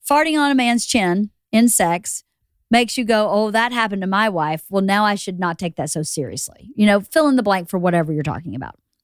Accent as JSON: {"language": "English", "region": "Georgia", "country": "United States", "tie": "born or raised there", "also_born_or_lived": "New York", "moved": "as an adult", "lives_now": "Los Angeles, United States", "said": "We go to Georgia to my hometown where everybody knew us anyway."}